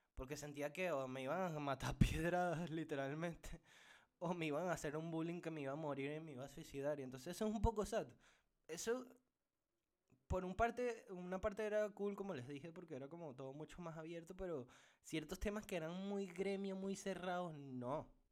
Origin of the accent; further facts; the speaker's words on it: Caracas, Capital District, Venezuela; now in Portugal; por mi tono de voz y por cómo me escucharán, sabrán perfectamente que vengo de Venezuela, Caracas